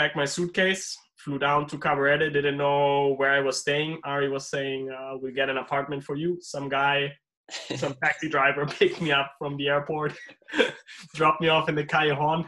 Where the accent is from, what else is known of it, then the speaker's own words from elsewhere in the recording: Germany; also born or lived in Dominican Republic; I'm originally from Germany